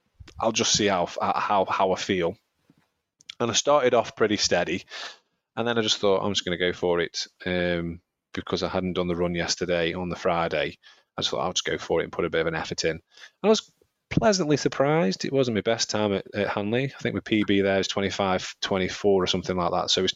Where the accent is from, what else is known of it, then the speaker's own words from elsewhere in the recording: Stoke-on-Trent, West Midlands, United Kingdom; I'm from Stoke.